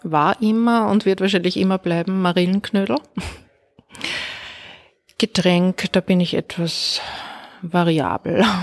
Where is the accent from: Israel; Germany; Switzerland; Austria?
Austria; Linz, Upper Austria; in Linz in Oberösterreich, gilt für beides, geboren und immer dort gelebt und auch nach wie vor.